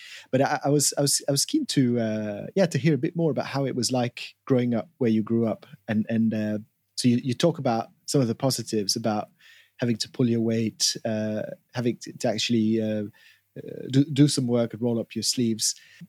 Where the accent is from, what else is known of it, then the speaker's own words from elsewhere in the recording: Geneva, Switzerland; Growing up in Geneva, but as immigrants from the UK in small apartments with a bit of a sense of rented apartments with always a bit of a sense of precariousness and not fully belonging to the community